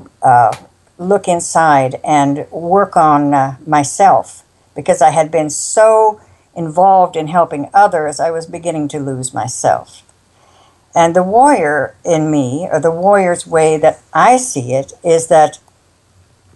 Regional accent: South Dakota, United States; I was raised in South Dakota

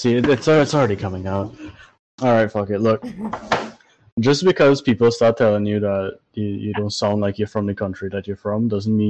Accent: Trinidad & Tobago; accent: Trini; moved away; I have a Trini accent.

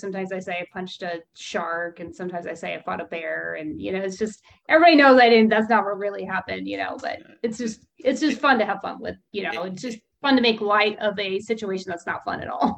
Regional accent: California, United States; a Californian

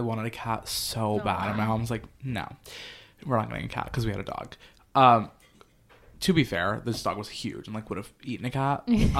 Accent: Pennsylvania, United States; now in New York City, United States; I grew up in Pennsylvania

